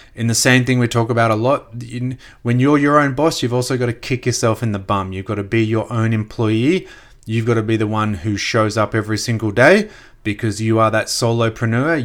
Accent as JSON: {"language": "English", "town": "Gold Coast", "region": "Queensland", "country": "Australia", "tie": "born or raised there", "also_born_or_lived": "Brisbane", "said": "I grew up on the Gold Coast, just south of Brisbane"}